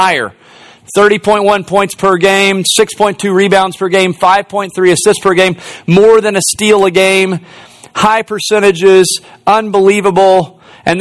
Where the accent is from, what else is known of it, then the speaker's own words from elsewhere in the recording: Tennessee, United States; In Tennessee, we had trees growing up in our vehicle sometimes